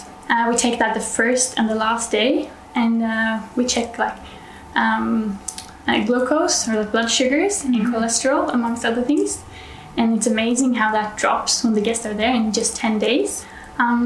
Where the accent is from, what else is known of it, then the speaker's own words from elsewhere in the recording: Norway; I'm from Norway, so northern part of Europe